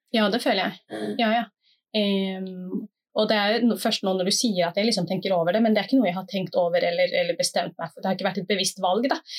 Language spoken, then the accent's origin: Norwegian; Oslo, Norway; bydelsoverlege i bydel Gamle Oslo, hvor jeg er fra. Jeg bor på Tøyen